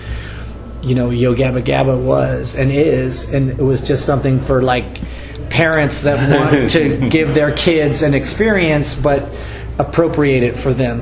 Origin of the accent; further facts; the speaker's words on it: West Coast, United States; growing up on the West Coast